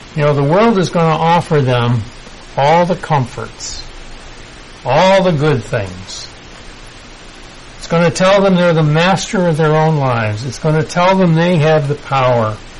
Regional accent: United States; I'm still American

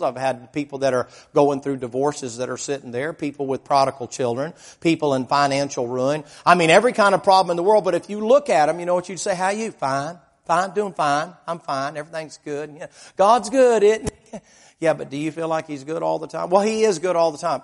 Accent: the South, United States; I was raised in the South.

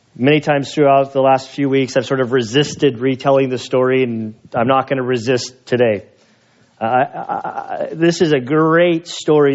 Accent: Salinas Valley, Monterey, California, United States; I'm from the Salinas Valley, Monterey, where Steinbeck came from

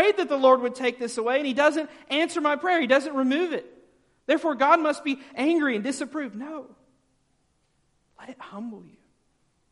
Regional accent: the South, United States; growing up in the South

